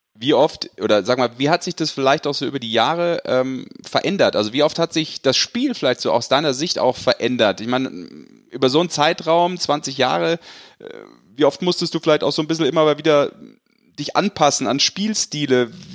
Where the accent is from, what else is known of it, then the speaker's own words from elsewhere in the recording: Rhineland, Germany; now in Bavaria, Germany; Ich als Rheinländer